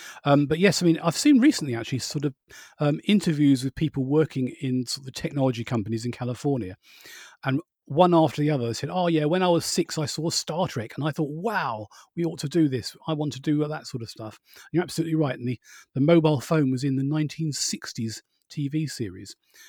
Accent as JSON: {"language": "English", "town": "Borehamwood", "region": "East of England", "country": "United Kingdom", "tie": "born or raised there", "said": "where I was brought up in Boreham Wood, at the time they had about six film studios."}